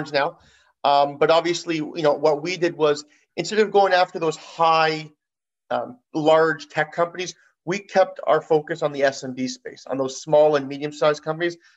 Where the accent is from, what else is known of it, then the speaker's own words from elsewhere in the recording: Toronto, Ontario, Canada; we're both from Toronto